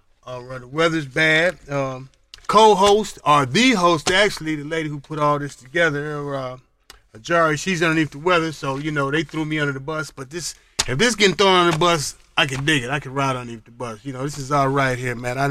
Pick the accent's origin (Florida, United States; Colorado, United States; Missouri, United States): Colorado, United States; now in New York, United States; I was born and raised in Colorado, but I come up here way back, man, in 84